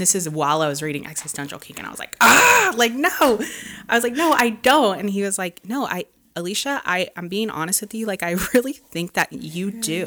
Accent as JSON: {"language": "English", "town": "Dallas", "region": "Texas", "country": "United States", "moved": "yes", "lives_now": "Los Angeles, United States", "said": "I'm from Dallas"}